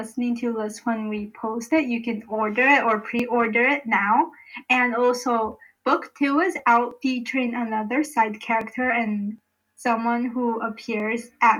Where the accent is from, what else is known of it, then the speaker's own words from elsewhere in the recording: United States; I'm, like, this uncultured American